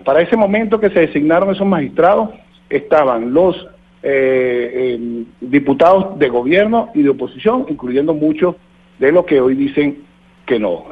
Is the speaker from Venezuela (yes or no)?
yes; Venezuela